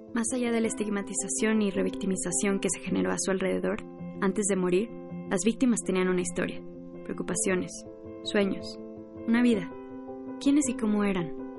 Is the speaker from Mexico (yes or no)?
yes; Mexico; nos descubrimos como mexicanos